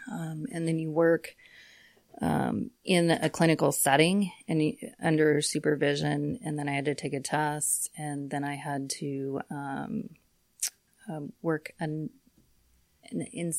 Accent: Cimarron, Kansas, United States; Well, I grew up in Cimarron, out in southwest Kansas. Grew up and graduated from there in 1989.

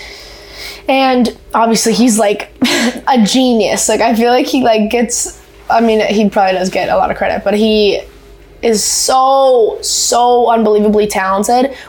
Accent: Canada; I'm a very proud Canadian.

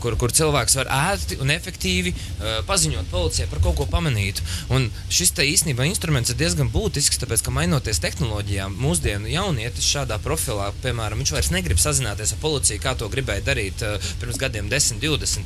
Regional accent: Sigulda, Vidzeme, Latvia; moved away as an adult; now in Riga, Latvia; oriģināls nesmu rīznieks, vispār es esmu no Sigultas novada.

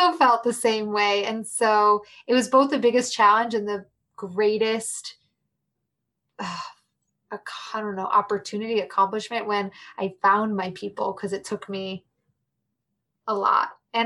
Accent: Chicago, Illinois, United States; also born or lived in New York City; I'm from Chicago

